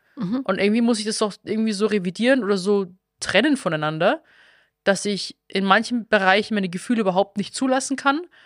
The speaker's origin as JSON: {"language": "German", "town": "Stephanskirchen", "region": "Bavaria", "country": "Germany", "moved": "yes", "lives_now": "Berlin, Germany", "said": "Stephanskirche, also Schlossberg, Stephanskirche, wo ich herkomme"}